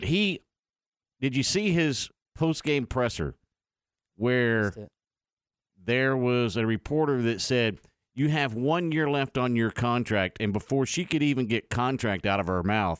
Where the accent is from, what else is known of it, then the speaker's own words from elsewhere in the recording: Dallas–Fort Worth Metroplex, Texas, United States; But growing up in the Metroplex